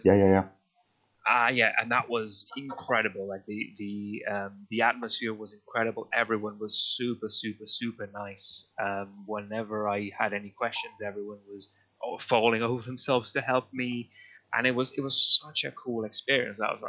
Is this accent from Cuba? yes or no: no; Spain; moved away as an adult; now in United Kingdom; I'm originally from Spain, but I've been living in the UK for ages now, about 15, 16 years